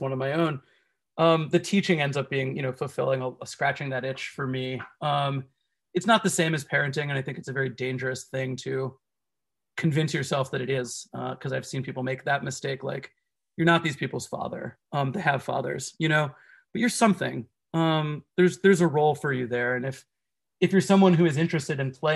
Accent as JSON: {"language": "English", "area": "Miami-Dade", "region": "Florida", "country": "United States", "said": "I'm from Miami-Dade"}